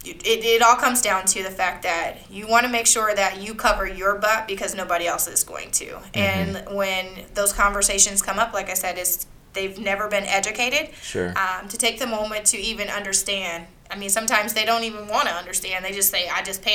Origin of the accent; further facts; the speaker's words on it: Iowa, United States; now in Littleton, United States; My phone number is a 515 number because I'm from Iowa